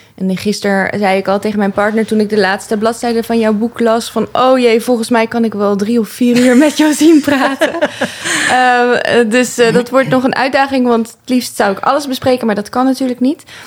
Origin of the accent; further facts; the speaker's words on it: 's-Hertogenbosch, North Brabant, Netherlands; now in Amsterdam, Netherlands; Ik ben eh, opgegroeid in Den Bosch